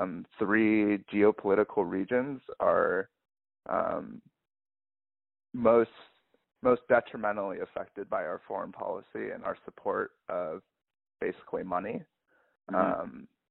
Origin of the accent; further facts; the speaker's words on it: United States; as a Korean American